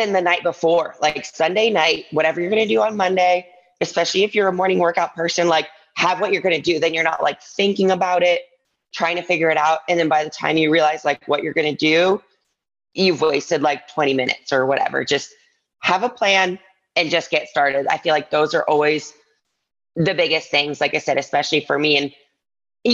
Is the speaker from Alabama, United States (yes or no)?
no; Ann Arbor, Michigan, United States; moved away as an adult; also born or lived in New York City; now in Las Vegas, United States; I grew up in Ann Arbor, Michigan.